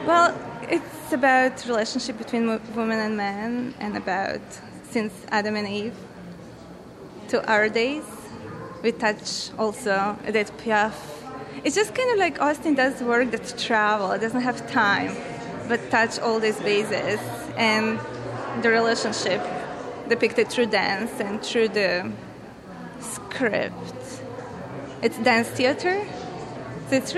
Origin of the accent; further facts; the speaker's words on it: Serbia; moved away as an adult; now in New York City, United States; I'm from Serbia.